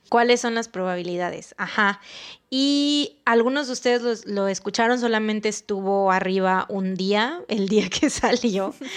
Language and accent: Spanish; Veracruz, Mexico; tenemos este tono de voz así de que hablamos medio golpeado, sobre todo los jarochos